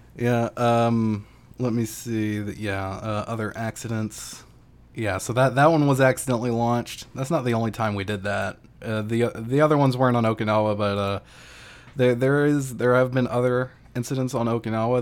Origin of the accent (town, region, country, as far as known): United States